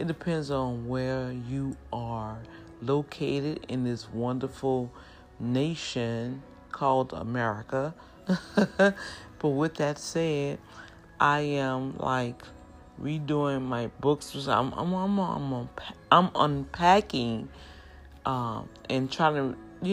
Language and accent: English; New Orleans, Louisiana, United States; accent: New Orleans; when native New Orleans speak and they get excited and just want to just shout out to the world that life is good, we speak kind of fast.